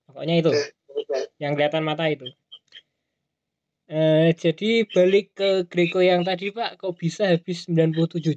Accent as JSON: {"language": "Indonesian", "region": "Java", "country": "Indonesia", "accent": "Javanese (medok)", "said": "Gue kan gak bisa oh. ngomong gue lu, medok."}